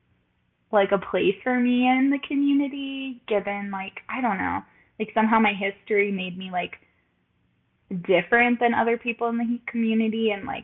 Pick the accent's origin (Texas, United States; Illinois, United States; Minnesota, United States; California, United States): Texas, United States; El Paso; moved away as an adult; also born or lived in Baltimore, Maryland; I'm 25. I grew up in El Paso, Texas, and I lived in Baltimore for 5 years